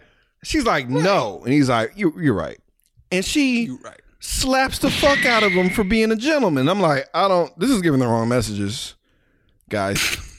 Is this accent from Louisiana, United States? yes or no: yes; New Orleans, Louisiana, United States; I'm from New Orleans, nigga.